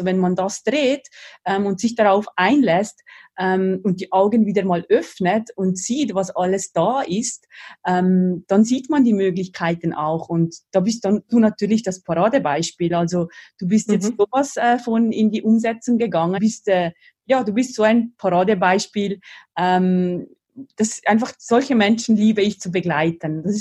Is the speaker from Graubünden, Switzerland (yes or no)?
no; Valais, Switzerland; im selben Kanton, im Wallis, wo ich aufgewachsen bin im Süden der Schweiz.